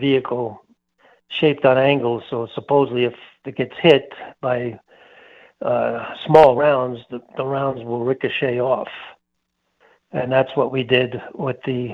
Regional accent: New York City, New York, United States; moved away as an adult; also born or lived in Long Island, New York / Greeley, Colorado; now in Colorado, United States; I'm from the Bronx and then Long Island back in New York

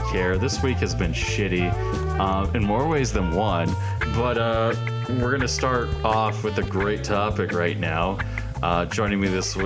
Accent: Canada; I am a Canadian

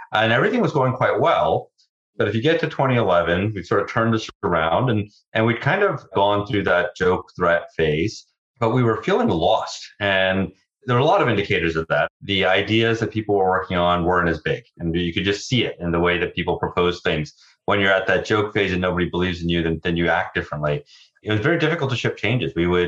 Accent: Virginia, United States; I grew up mostly in Virginia, but we sort of moved around a bunch.

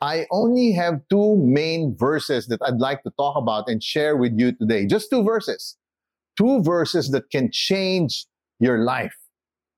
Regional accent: Philippines; also born or lived in United States; I was born in the Philippines

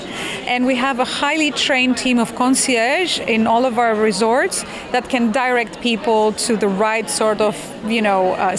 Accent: Crete, Greece; moved away; I grew up in Crete. I am from there. I love the island. I'm very passionate. I know it very well, as you can imagine. I don't live there anymore, but I go there every week.

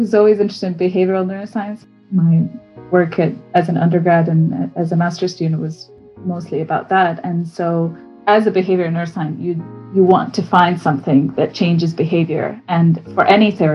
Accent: Bosnia & Herzegovina; moved away as an adult; also born or lived in Abu Dhabi / London; now in Oxford, United Kingdom; So I'm originally from Bosnia and Herzegovina. I grew up there until I was about 18.

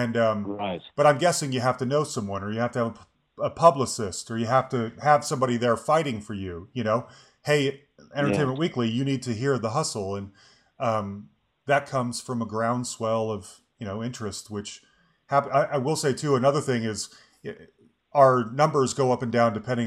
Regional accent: Salt Lake City, Utah, United States; now in Denver, United States; I grew up in Salt Lake City

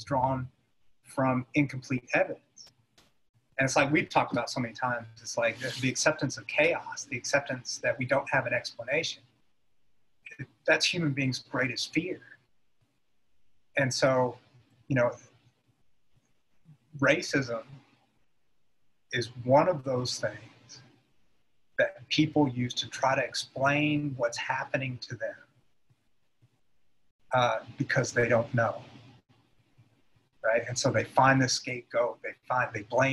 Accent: United States; being an American

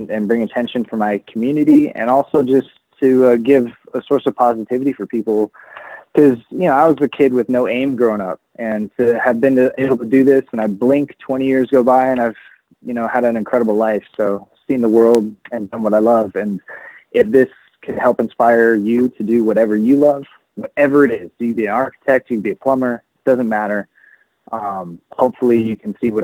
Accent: Riverside, California, United States; where I grew up in Riverside

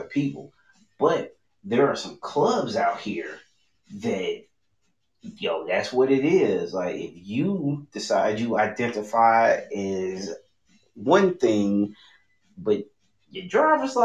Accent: United States; how we grew up in America

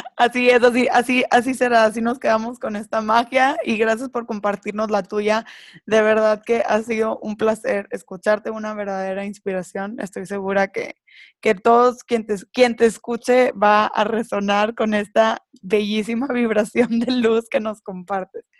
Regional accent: Mexico; dentro de la sociedad en la que crecimos, las dos somos mexicanas

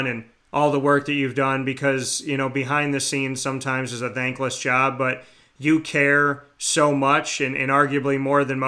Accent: Syracuse, New York, United States; people like me who grew up here, born and raised in Syracuse

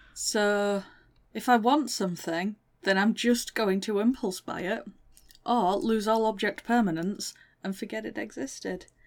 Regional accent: Northern England, United Kingdom; accent: Northern; I'm Northern. I have to stop and speak properly when I'm speaking to someone who doesn't have my accent.

